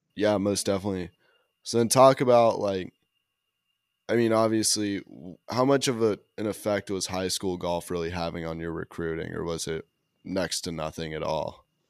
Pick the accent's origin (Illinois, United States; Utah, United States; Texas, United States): Utah, United States; Park City; I'm from Park City, like, another small ski town